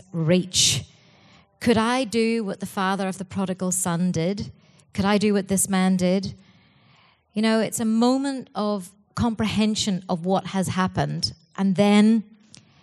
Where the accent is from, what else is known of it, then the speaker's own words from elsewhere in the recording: Ireland; Being Irish